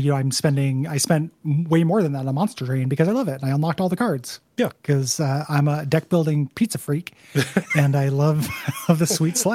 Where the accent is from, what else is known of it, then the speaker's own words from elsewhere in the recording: United Kingdom; I grew up in Britain in the 90s and thought at the time that I just didn't like music